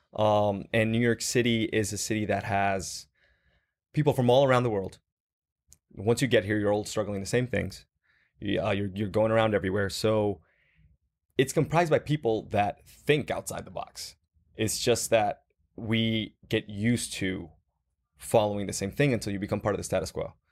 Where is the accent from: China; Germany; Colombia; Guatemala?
Guatemala; moved away as an adult; also born or lived in Dallas, United States; I was born and raised in Guatemala